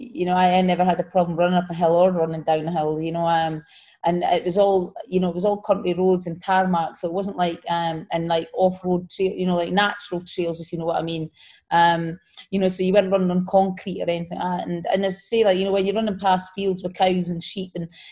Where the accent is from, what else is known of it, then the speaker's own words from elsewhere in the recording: Scotland, United Kingdom; moved away; in Scotland, so in my home country